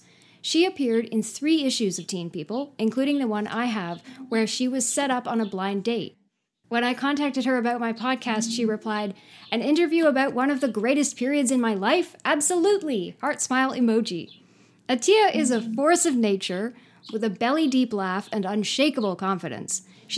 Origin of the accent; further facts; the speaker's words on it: Canada; I'm a British-Canadian artist, writer, and librarian in Canada.